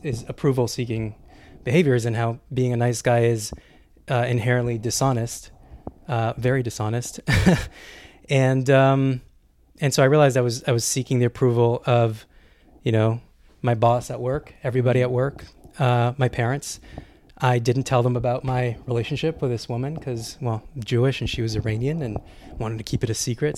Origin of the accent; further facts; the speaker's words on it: Canada; moved away as an adult; I'm Canadian